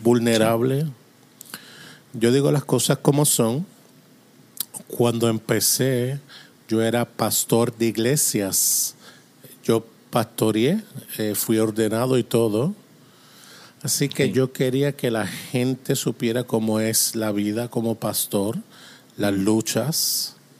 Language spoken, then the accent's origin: Spanish; Toronto, Ontario, Canada; Spanish is a second language; also born or lived in Springfield, Missouri; now in Atlantic Canada, Canada; yo soy de Canadá okay. y vivo en Canadá, así que nací en Toronto, pero ahora vivo en el lado este, en la costa este